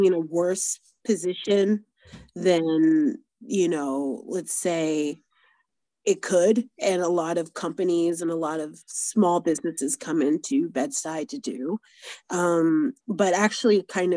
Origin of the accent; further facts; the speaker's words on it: Florida, United States; I grew up in Florida